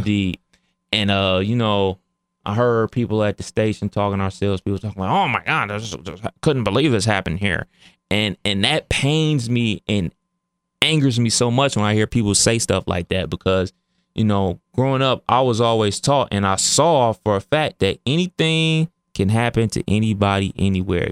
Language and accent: English; Cleveland, Ohio, United States; that's my hometown